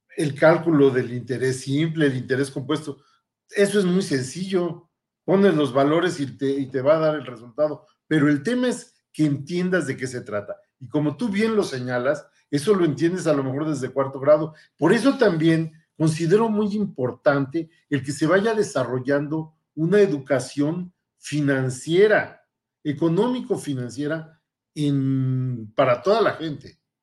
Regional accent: Mexico City, Mexico; moved away as an adult; also born or lived in Paris, France; now in Saltillo, Mexico; soy originario del Distrito Federal, antes Distrito Federal, ahora Ciudad de México, donde tuve mi formación.

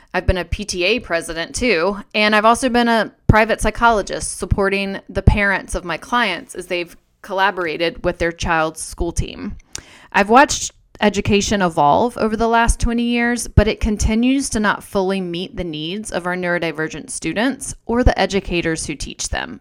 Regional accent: North Carolina, United States; I was a girl growing up in North Carolina

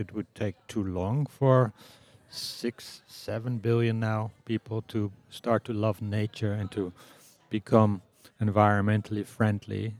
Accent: Amsterdam, North Holland, Netherlands; I come from the Netherlands. Was born in Amsterdam.

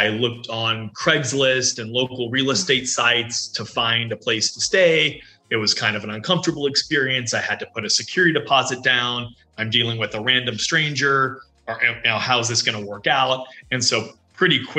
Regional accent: Houston, Texas, United States; moved away as an adult; also born or lived in New York City / Buenos Aires, Argentina; I grew up in Houston, Texas, and then spent my early career in New York City

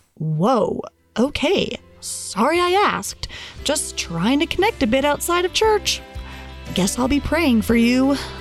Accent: United States; growing up in the United States and being a woman

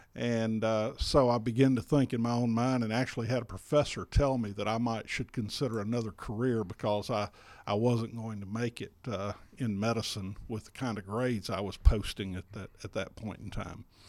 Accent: South Alabama, United States; moved away as an adult; now in Pendergrass, Georgia, United States; my wife, Amy, and I grew up in South Alabama

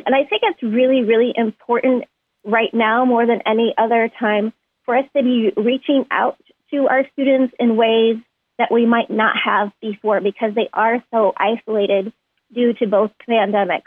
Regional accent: New York, United States; I grew up primarily actually in New York State

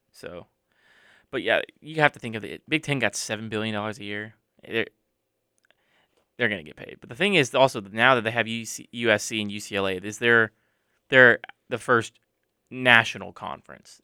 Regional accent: Charlotte, North Carolina, United States; I grew up with the Panthers in Charlotte

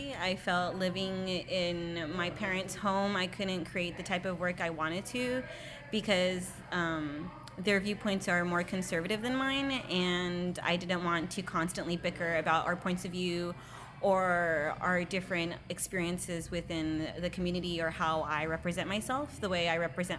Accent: Santa Fe Springs, California, United States; now in San Francisco Bay Area, United States; I grew up in Southern California in Santa Fe Springs, or in the Whittier area

